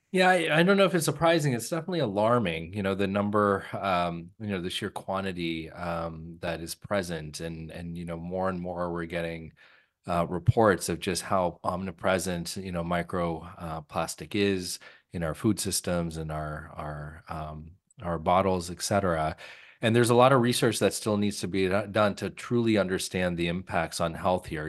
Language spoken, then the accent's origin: English; California, United States; moved away; I grew up in California